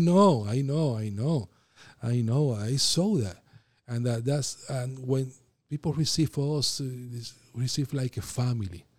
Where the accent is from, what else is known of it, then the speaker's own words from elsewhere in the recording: Puerto Rico; English is a second language; moved away as an adult; also born or lived in Philadelphia, United States; now in Florida, United States; I'm from Puerto Rico, I'm Caribbean, and I talk fast